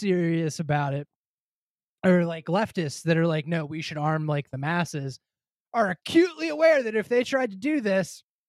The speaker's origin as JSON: {"language": "English", "region": "Northern West Virginia", "country": "United States", "said": "Dave and I are white, we're from Northern West Virginia"}